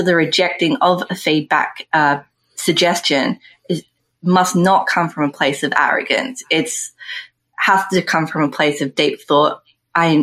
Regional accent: Australia; we're Australian and not New Zealanders

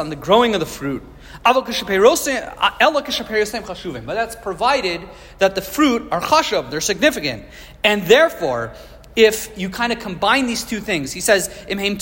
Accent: Maryland, United States; growing up in Maryland

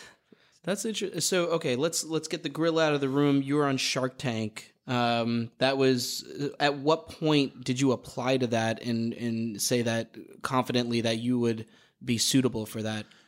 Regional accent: New York, United States; I'm a New Yorker

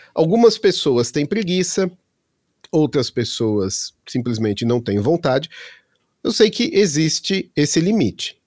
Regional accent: Santo André, São Paulo, Brazil; also born or lived in Belo Horizonte, Brazil / Florida, United States / Munich, Germany; now in Berlin, Germany; eu sou de Santo André, em São Paulo

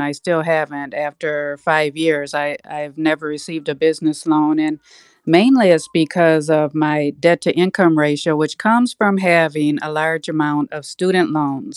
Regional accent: Minneapolis, Minnesota, United States; I grew up in North Minneapolis, and I graduated

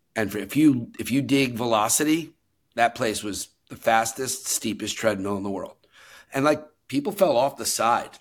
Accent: New York City, New York, United States; born and raised New Yorker

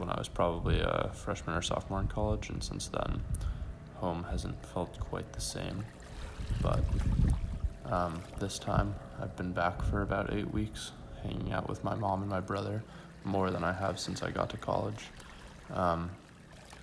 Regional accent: Rockport, Maine, United States; moved away as an adult; I think I have felt more at home in my hometown than I have probably since I went to college.

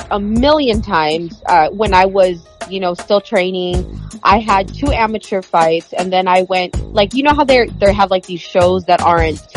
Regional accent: Philippines; moved away; there was a huge culture shock when I came here from the Philippines so I got picked on a lot so I was fighting a lot

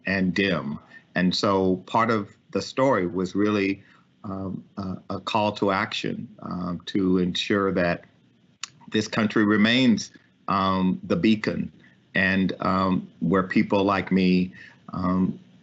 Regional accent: Ames, Texas, United States; also born or lived in Lafayette, Louisiana; I was born in the Charity Hospital in Lafayette, Louisiana, and we moved to Liberty County in East Texas. And I grew up in a small town called Ames, Texas, population 1,010.

